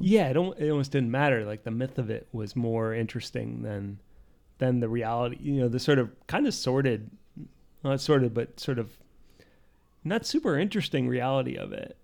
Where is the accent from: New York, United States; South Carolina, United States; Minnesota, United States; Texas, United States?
New York, United States; Poughkeepsie; I was born in Poughkeepsie